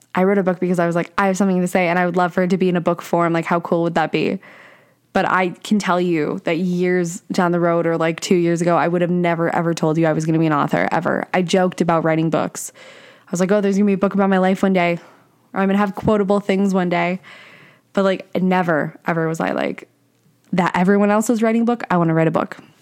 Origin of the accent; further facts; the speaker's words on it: Canada; I'm Canadian, if, if you guys didn't know that. So I'm Canadian